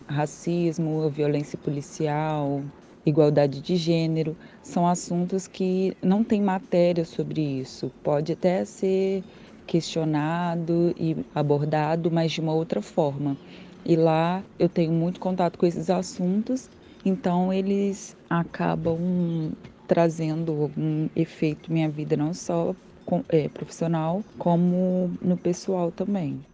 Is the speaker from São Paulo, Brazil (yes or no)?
no; Ubá, Minas Gerais, Brazil; moved away as an adult; now in Rio de Janeiro, Brazil; sou mineira de Ubá, moro aqui no Rio há três anos e meio